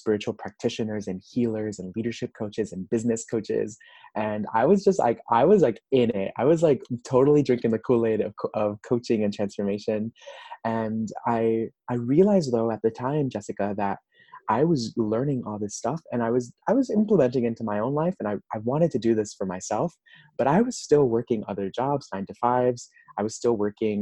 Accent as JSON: {"language": "English", "town": "Miami", "region": "Florida", "country": "United States", "also_born_or_lived": "Nashville, Tennessee", "moved": "yes", "lives_now": "Los Angeles, United States", "said": "I'm originally from Miami, Florida."}